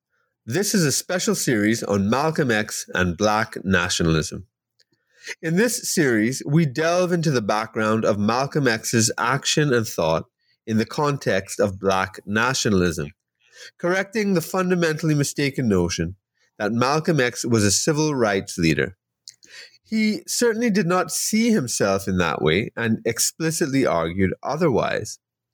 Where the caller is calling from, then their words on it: Trinidad & Tobago; I'm joining you from Trinidad and Tobago, actually, in the Caribbean.